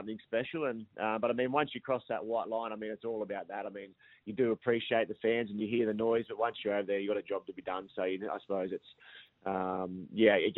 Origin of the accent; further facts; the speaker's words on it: New South Wales, Australia; moved away; I grew up in Hadhead, which is about an hour south of Coffs Harbour.